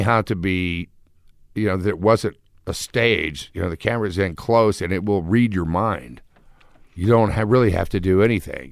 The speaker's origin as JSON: {"language": "English", "town": "Houston", "region": "Texas", "country": "United States", "tie": "born or raised there", "moved": "as an adult", "said": "I grew up in Houston, which is Space City"}